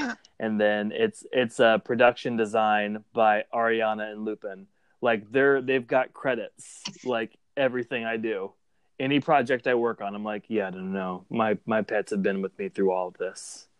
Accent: Clarksville, Tennessee, United States; I'm from Clarksville, Tennessee.

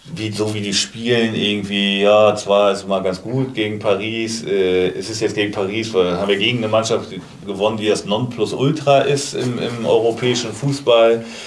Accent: Kiel, Schleswig-Holstein, Germany; gebürtiger Kieler

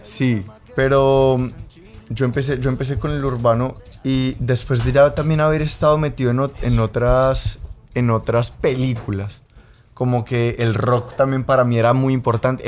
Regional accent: Colombia

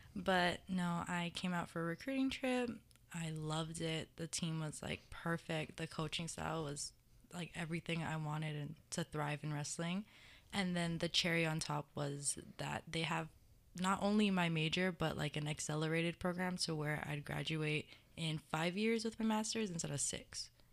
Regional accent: Mililani, Hawaii, United States; moved away as an adult; I'm from Mililani, Oahu

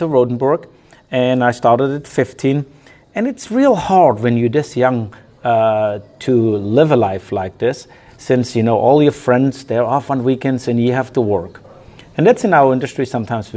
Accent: Bechlingen, Germany; also born or lived in New Orleans, Louisiana; now in Louisiana, United States; I was born in Germany in a small little village called Bechlingen. It had 150 people. It's like a little hamlet. I grew up there.

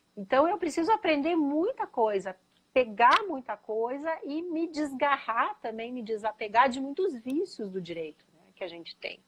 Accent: Curitiba, Paraná, Brazil; moved away as an adult; also born or lived in São Paulo; eu sou curitibana, né? Filha da PUC Paraná

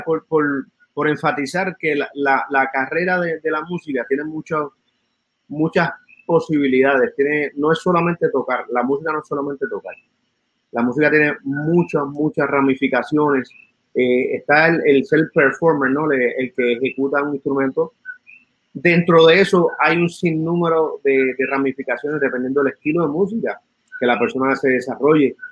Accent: San Juan, Puerto Rico; also born or lived in Santurce; Nacido en Santurce, criado en Río Piedra

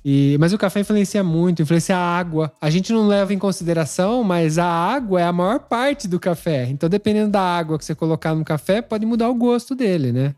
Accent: São Paulo, Brazil; moved away as an adult; now in Italy; a gente nasceu em São Paulo

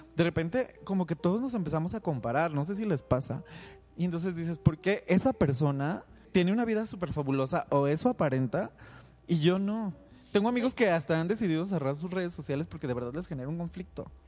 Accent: Guadalajara, Jalisco, Mexico; soy originario de Guadalajara

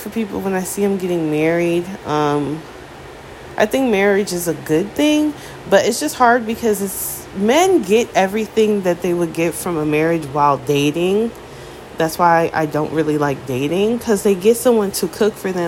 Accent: United States; as an American

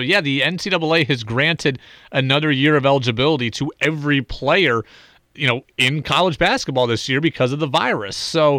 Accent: Albany, New York, United States; I'm from Albany.

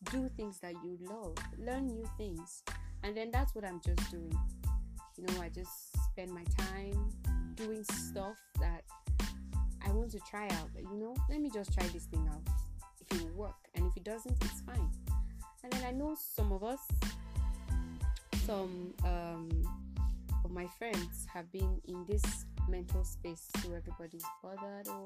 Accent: Nigeria

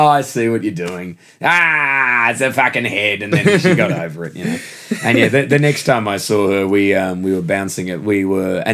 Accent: Perth, Western Australia, Australia; moved away as an adult; now in London, United Kingdom; I come from Perth, Western Australia, and that's the most isolated city on Earth

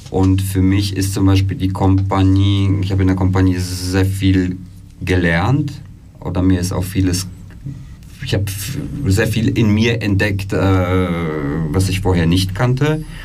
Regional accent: Germany; moved away as an adult; also born or lived in Poland; now in Switzerland; ich bin in Polen geboren, bin in Deutschland aufgewachsen, bin dann äh, 2008 äh, in die Schweiz, habe hier Theater studiert

